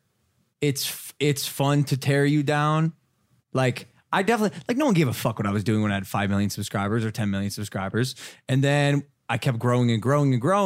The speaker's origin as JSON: {"language": "English", "region": "Ohio", "country": "United States", "said": "I'm a chotch from Ohio"}